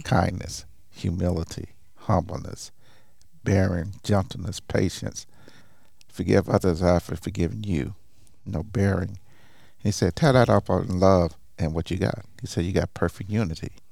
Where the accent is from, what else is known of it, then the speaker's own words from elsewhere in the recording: Tulsa, Oklahoma, United States; I'm originally from Tulsa, Oklahoma